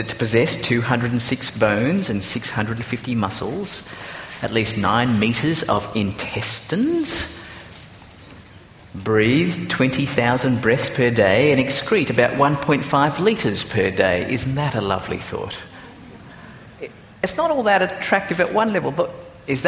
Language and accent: English; Singapore; now in Australia; I grew up in Singapore before actually coming out to Australia